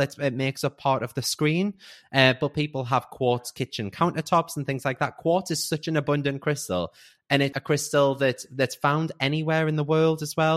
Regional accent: Newcastle upon Tyne, North East England, United Kingdom; I'm 35. I'm from Newcastle

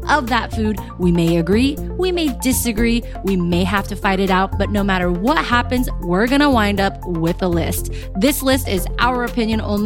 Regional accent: East Coast, United States; now in California, United States; I'm originally from the East Coast

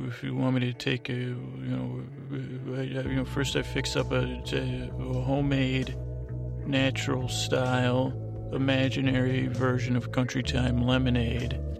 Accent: the South, Southern United States, United States; accent: Southern; I'll just use my accent

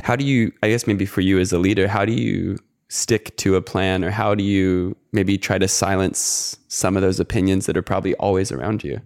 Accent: United States; moved away as an adult; now in Australia; as an American

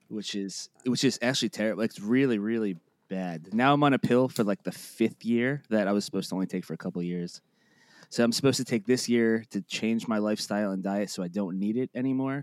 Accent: Boca Raton, Florida, United States; also born or lived in Plantation, Florida; I was born in Plantation, Florida, and then I was raised in, right outside Boca, like, west of it.

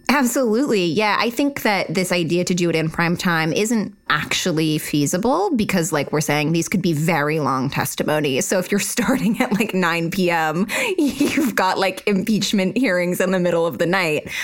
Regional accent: Utah, United States; I am from Utah

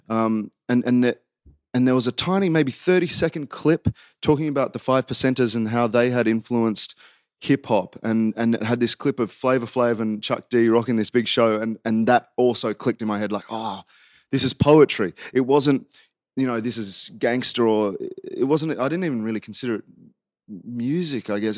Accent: Queanbeyan, New South Wales, Australia; also born or lived in Canberra; I was born in Barral Hospital, um, and then moved to Queanbeyan when I was three years old

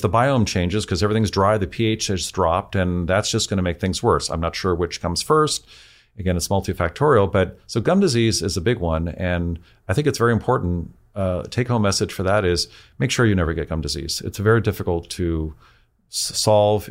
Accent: San Francisco, California, United States; I grew up in San Francisco.

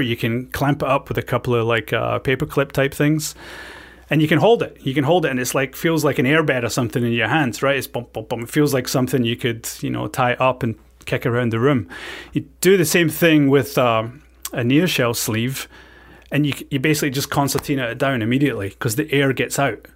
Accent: Scotland, United Kingdom; moved away; I was, um, born and brought up in Scotland

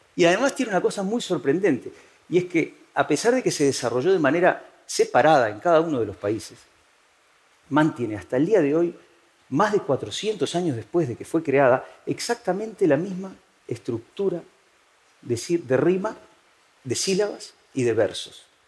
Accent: Uruguay; moved away as an adult; now in Spain

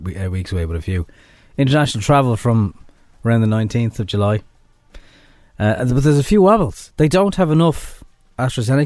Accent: Ireland; we're Irish

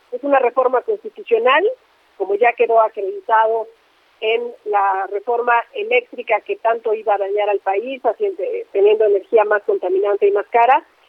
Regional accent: State of Mexico, Mexico; mi estado, sabes que soy mexiquense

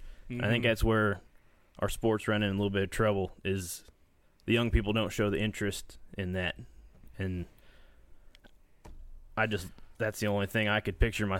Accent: Columbus, United States; I'm from Columbus

